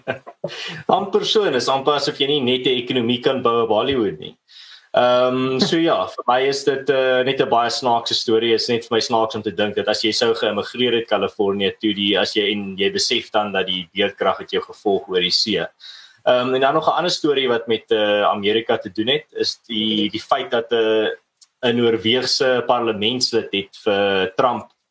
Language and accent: Afrikaans; South Africa; ons as Suid-Afrikaners